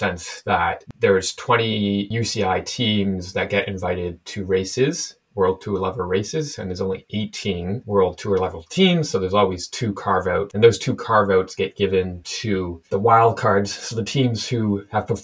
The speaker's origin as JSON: {"language": "English", "country": "Canada", "said": "We're both Canadian here."}